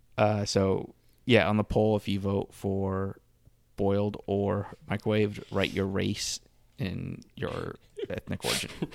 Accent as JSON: {"language": "English", "region": "Florida Keys", "country": "United States", "tie": "born or raised there", "said": "I grew up in the Florida Keys."}